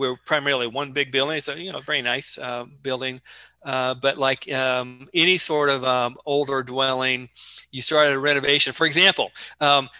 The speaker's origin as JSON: {"language": "English", "region": "southeastern Indiana", "country": "United States", "tie": "born or raised there", "also_born_or_lived": "Appleton, Wisconsin / Faribault, Minnesota / Florida", "moved": "as an adult", "said": "I grew up in southeastern Indiana, and there were no community colleges in my hometown"}